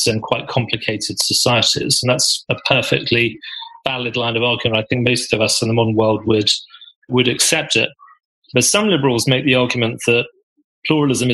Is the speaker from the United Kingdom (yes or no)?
yes; Birmingham, West Midlands, United Kingdom; my identity as a Brummie